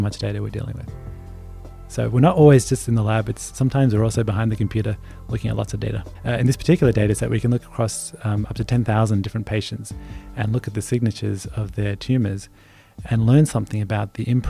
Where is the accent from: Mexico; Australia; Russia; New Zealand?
Australia; moved away; I grew up in Australia, and I played a sport which is very not very common at all here, which is cricket